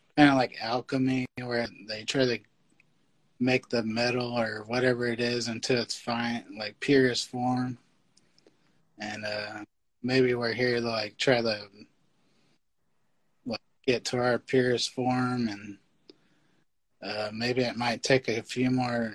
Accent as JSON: {"language": "English", "town": "Bakersfield", "region": "California", "country": "United States", "moved": "yes", "lives_now": "Yuba City, United States", "said": "I was originally from Bakersfield"}